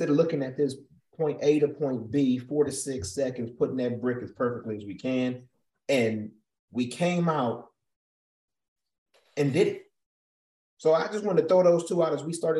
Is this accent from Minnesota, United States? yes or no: no; Cleveland, Ohio, United States; everybody know I'm from Cleveland